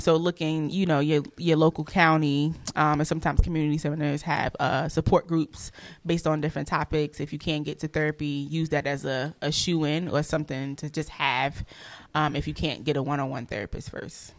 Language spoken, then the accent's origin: English; Newark, New Jersey, United States; I'm from Newark, New Jersey, and I'm a school social worker